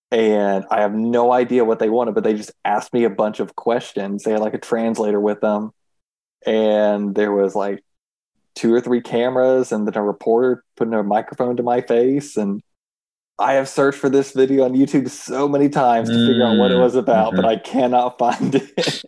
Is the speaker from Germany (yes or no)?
no; Switzerland; Like, we're from Switzerland.